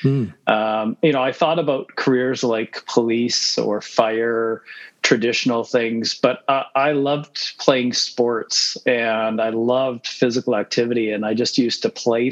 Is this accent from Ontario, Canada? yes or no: no; Manitoba, Canada; moved away as an adult; also born or lived in United States / Winnipeg; now in Calgary, Canada; we moved to Canada when I was six.